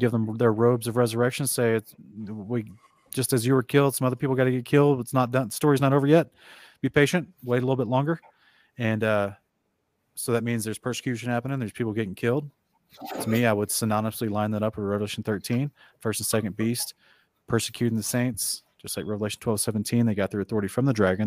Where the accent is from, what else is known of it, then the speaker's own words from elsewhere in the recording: Oklahoma, United States; moved away; I grew up in Oklahoma where they have a thousand tornadoes every year